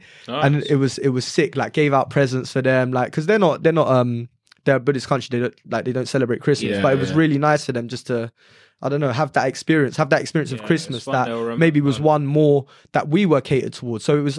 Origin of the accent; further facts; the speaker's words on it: London, United Kingdom; we're from London